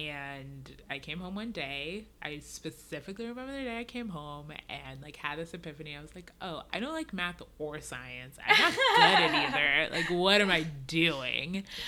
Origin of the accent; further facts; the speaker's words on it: Nigeria; born there; They're immigrants. I was born in Nigeria.